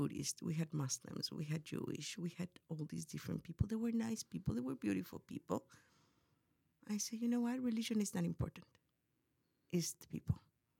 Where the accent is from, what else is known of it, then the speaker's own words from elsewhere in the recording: Mexico; English is a second language; moved away as an adult; now in United States; I was born in Mexico, and I lived there until I was 18 years mm-hmm. old.